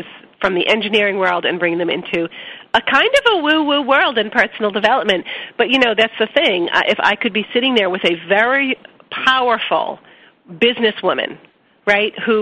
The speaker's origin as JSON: {"language": "English", "town": "Boston", "region": "Massachusetts", "country": "United States", "said": "I'm from Boston and I talk fast"}